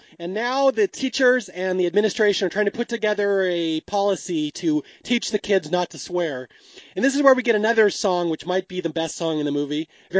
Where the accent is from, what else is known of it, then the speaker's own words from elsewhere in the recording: Seattle, Washington, United States; Now, I grew up in Seattle, which is not far from Canada. Like, it's way closer to Canada than it is to, like, Mexico. So I always consider myself almost half Canadian